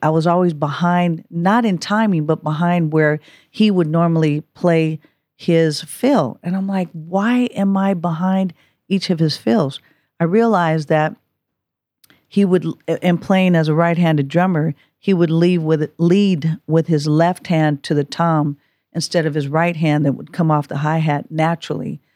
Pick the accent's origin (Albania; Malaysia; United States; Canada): United States; Oakland, California; I was born and raised in Oakland